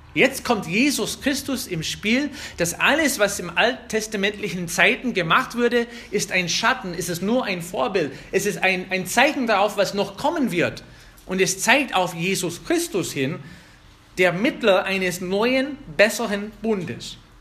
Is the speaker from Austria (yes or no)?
no; United States; German is a second language; now in Germany; ich bin Amerikaner